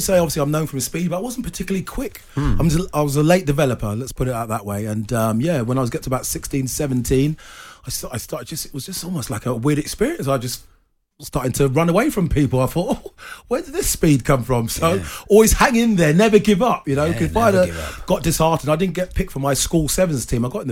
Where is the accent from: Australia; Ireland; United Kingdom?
United Kingdom; London; I was born in Hackney, so all I knew was football up until the age of 11